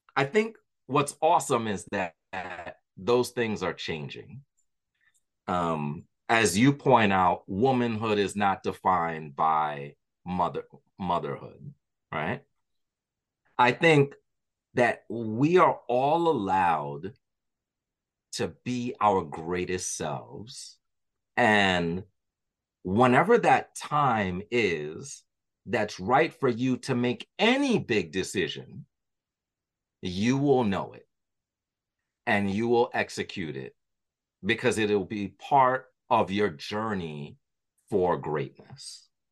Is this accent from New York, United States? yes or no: yes; New York, United States; my history growing up in New York